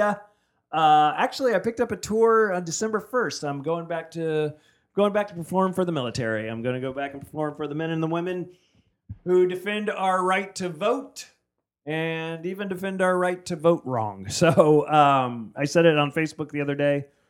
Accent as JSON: {"language": "English", "region": "New Jersey", "country": "United States", "tie": "born or raised there", "moved": "yes", "said": "I grew up in New Jersey."}